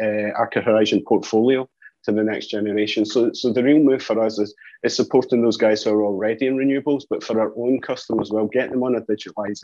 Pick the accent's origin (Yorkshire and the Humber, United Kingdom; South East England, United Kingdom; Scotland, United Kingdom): Scotland, United Kingdom; accent: Scottish; You can hear by the accent, I'm Scottish as well.